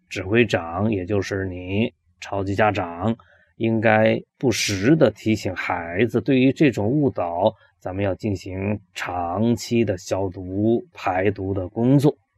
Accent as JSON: {"language": "Chinese", "country": "China", "said": "我们中国人比较忌讳死亡这件事情"}